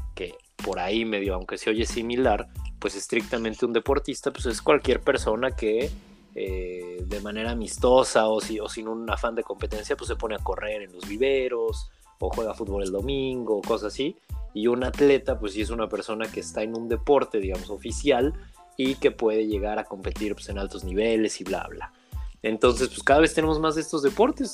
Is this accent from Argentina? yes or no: no; Mexico; como buenos mexicanos